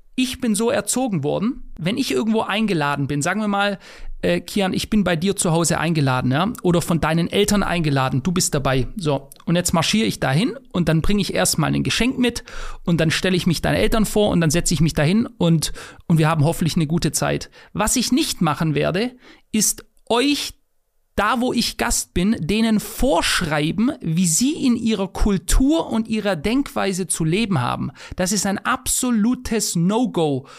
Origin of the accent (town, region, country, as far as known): Germany